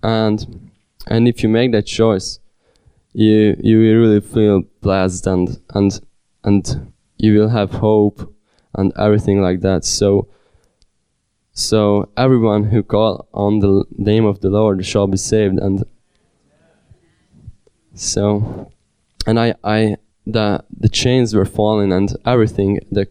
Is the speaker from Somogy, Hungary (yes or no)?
no; Sárvár, Vas, Hungary; born or raised there; also born or lived in Budapest, Hungary